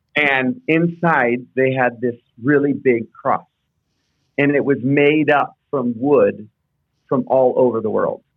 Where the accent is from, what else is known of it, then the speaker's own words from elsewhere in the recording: Houston, Texas, United States; I grew up in Houston